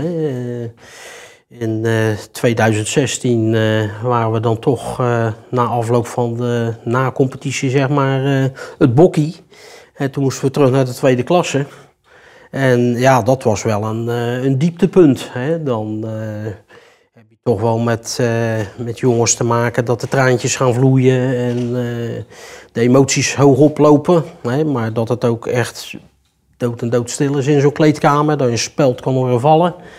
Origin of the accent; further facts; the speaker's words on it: Rotterdam, South Holland, Netherlands; moved away as an adult; now in Heerjansdam, Netherlands; Ik kom ook uit Rotterdam